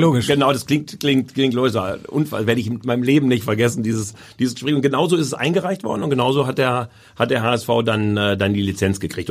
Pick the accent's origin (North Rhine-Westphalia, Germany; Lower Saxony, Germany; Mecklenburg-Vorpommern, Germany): North Rhine-Westphalia, Germany; Essen; moved away as an adult; also born or lived in Hamburg; now in Berlin, Germany; Das ist meine Heimat. Da habe ich nun mein Leben lang gelebt